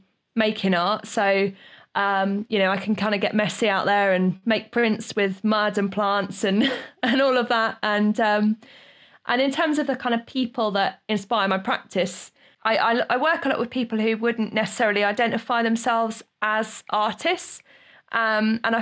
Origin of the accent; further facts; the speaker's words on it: Great Yarmouth, East of England, United Kingdom; to work as an artist in my hometown